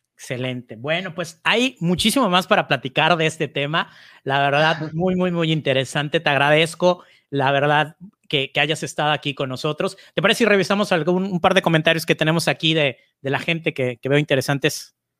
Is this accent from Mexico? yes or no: yes; Mexico; en mi país, en México